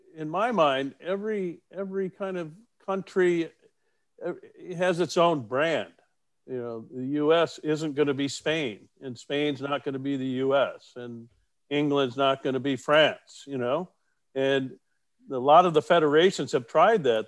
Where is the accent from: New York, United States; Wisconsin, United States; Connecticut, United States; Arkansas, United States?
Wisconsin, United States; La Crosse; moved away as an adult; also born or lived in DeKalb, Illinois; we were born and raised in La Crosse Onalaska, Wisconsin